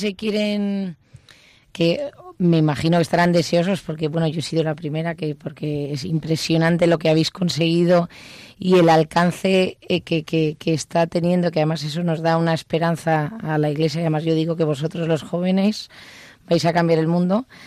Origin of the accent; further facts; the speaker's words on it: Basque Country, Spain; soy vasca